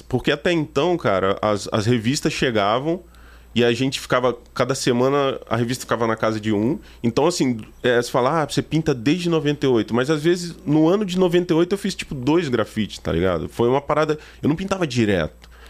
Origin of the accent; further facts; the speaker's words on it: São Gabriel da Palha, Espírito Santo, Brazil; now in Petrópolis, Brazil; Eu, eu sou do Espírito Santo, natural do Espírito Santo. Eu moro em Petrópolis, Rio de Janeiro, né?